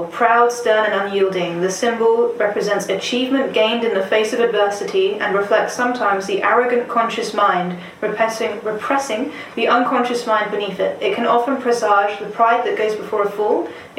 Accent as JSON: {"language": "English", "region": "London", "country": "United Kingdom", "tie": "born or raised there", "said": "I was born in Nunhead."}